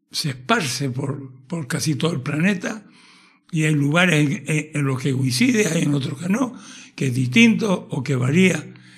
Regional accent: Tenerife, Canary Islands, Spain; como un canario de todas las islas nacido en Tenerife

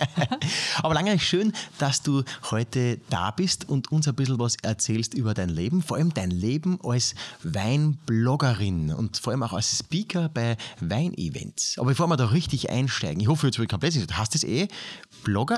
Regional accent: Austria; aus meiner Heimatgemeinde

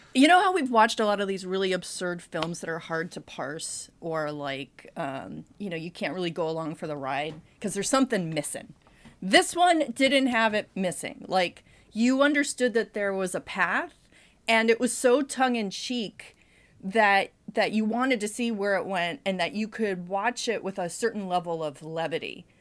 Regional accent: New England, United States; I'm from New England

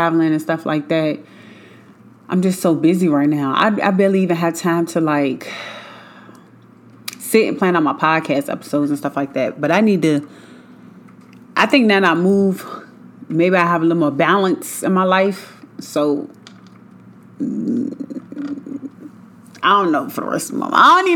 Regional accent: Richmond, Virginia, United States; moved away; I'm from Richmond, Virginia. That's where I moved from, born and raised

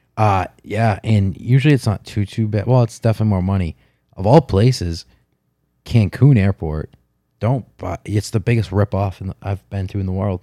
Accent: United States; I'm American

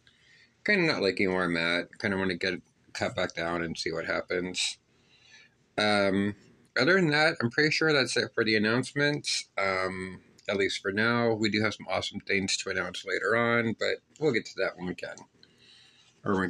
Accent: Pittsburgh, Pennsylvania, United States; When I was a child, I was raised in Northside, Pittsburgh

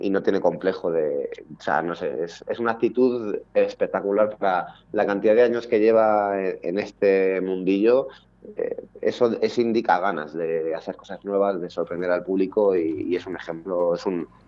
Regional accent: Madrid, Community of Madrid, Spain; Somos de Madrid, en concreto el barrio se el grupo se fundó en, en el barrio de Vallecas, eh, que es donde bueno, llevamos viviendo desde hace muchos años.

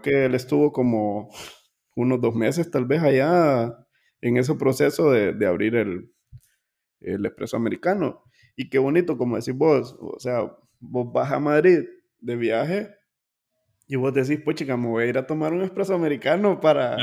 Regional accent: Honduras; nosotros como hondureños

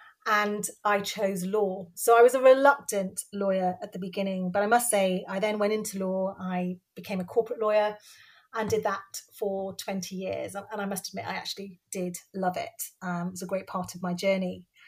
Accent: Cardiff, Wales, United Kingdom; So I was born in Cardiff. I'm Bangladeshi origin. So my parents were both born in Bangladesh and came over in the 60s and landed in Wales, which was great. And I have two sisters and grew up in Wales the whole time and lost my accent

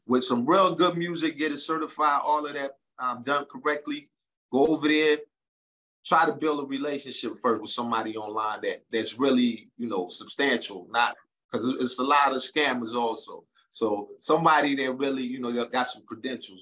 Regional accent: United States; now in Charlotte, United States; from Brooklyn and Jersey.

